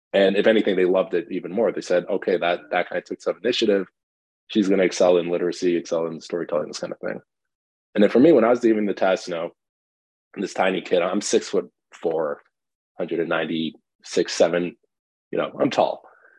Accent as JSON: {"language": "English", "country": "Canada", "tie": "born or raised there", "also_born_or_lived": "Iran", "said": "I grew up partially in Canada, partially in Iran, back in Canada."}